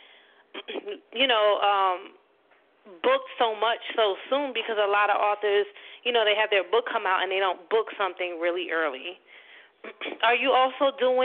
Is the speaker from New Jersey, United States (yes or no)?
yes; New Jersey, United States; I'm from Jersey.